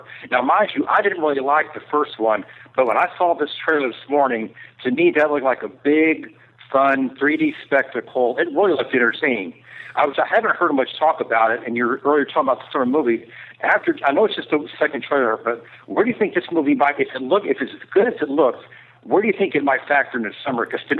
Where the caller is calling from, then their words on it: Tampa, Florida, United States; in Tampa, Florida.